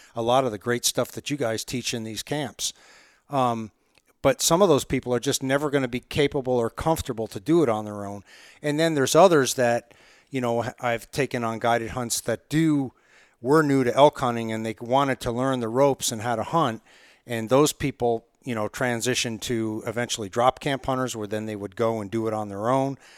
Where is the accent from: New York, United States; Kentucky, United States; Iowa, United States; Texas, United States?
New York, United States; Margaretville; moved away as an adult; also born or lived in Colorado; I grew up in upstate New York in the heart of the Catskills around Margaretville, New York